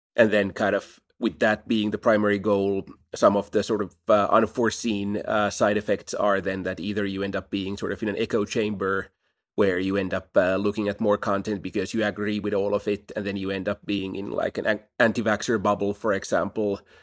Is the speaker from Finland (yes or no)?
yes; Helsinki, Uusimaa, Finland; Helsinki is a great place to grow up.